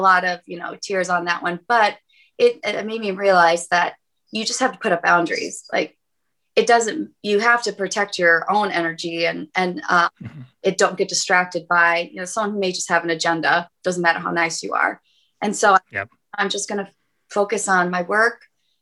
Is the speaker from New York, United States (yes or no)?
yes; about 45 minutes from Buffalo, New York, United States; moved away; which is like 45 minutes from my hometown.